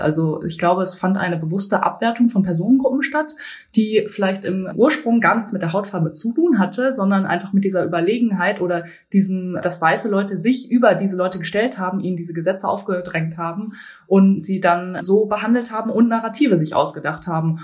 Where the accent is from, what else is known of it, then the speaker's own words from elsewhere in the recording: Bielefeld, North Rhine-Westphalia, Germany; moved away as an adult; now in Berlin, Germany; Ich bin äh, in Bielefeld aufgewachsen